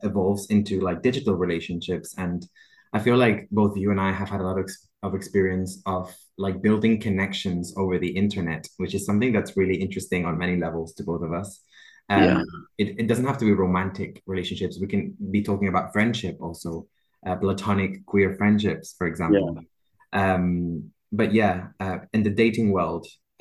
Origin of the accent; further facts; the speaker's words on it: Barcelona, Catalonia, Spain; moved away; We're originally from Barcelona